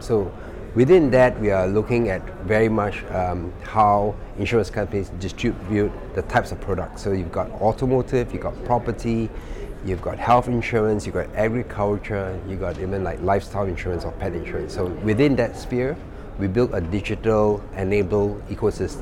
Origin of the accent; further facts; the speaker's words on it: Singapore; also born or lived in Kuala Lumpur, Malaysia; I'm Singaporean